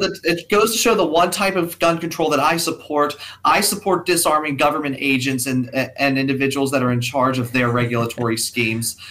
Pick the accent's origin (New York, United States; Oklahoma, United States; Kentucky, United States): Kentucky, United States; my home state of Kentucky